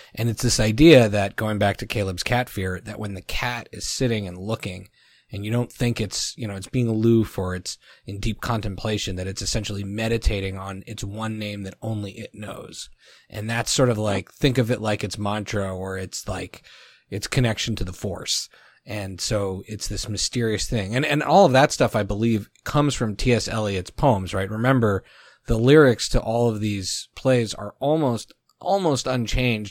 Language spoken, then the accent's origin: English; Canada; I grew up in Canada, so they force us to speak French